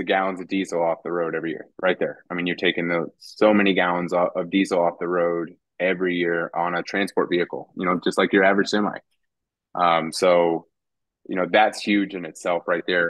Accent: DeMotte, Indiana, United States; born or raised there; also born or lived in Roswell, New Mexico / Artesia, New Mexico

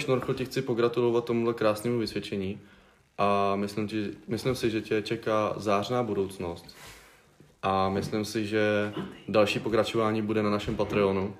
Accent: Hradec Králové, Hradec Králové Region, Czechia; jsme z Hradce Králové

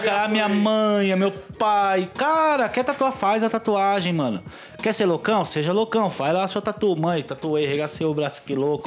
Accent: São Paulo, Brazil; eu sou de Itaquera

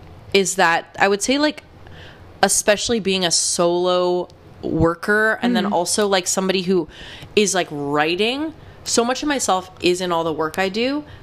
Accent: Asbury Park, New Jersey, United States; I'm from Asbury Park, New Jersey

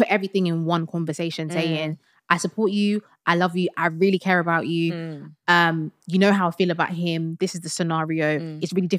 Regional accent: Sierra Leone; Because I'm Sierra Leonean and my husband's Nigerian.

